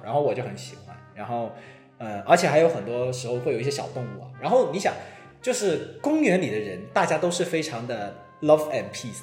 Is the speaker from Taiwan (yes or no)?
no; Guangzhou, Guangdong, China; now in Hong Kong; 我本身我是广州人嘛